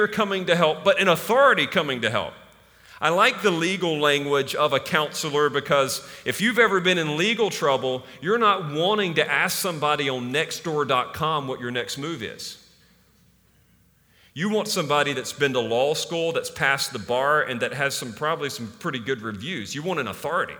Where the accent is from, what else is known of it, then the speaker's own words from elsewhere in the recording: Eastern North Carolina, United States; growing up in Eastern North Carolina, it's like Bible Belt